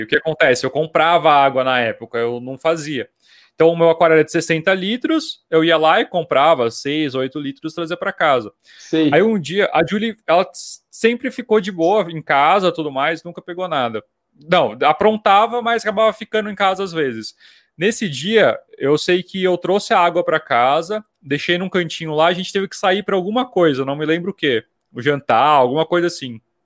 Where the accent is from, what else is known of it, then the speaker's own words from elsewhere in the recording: Jundiaí, São Paulo, Brazil; also born or lived in Vinhedo / Mato Grosso do Sul; eu sou de Jundiaí. Eu nasci aqui em hum. Vinhedo, que é pertinho